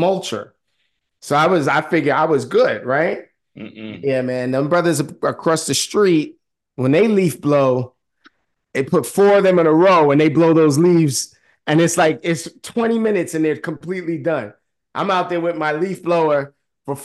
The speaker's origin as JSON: {"language": "English", "town": "New York City", "region": "New York", "country": "United States", "tie": "born or raised there", "said": "I am a city boy. I grew up in Harlem and I am in the suburbs."}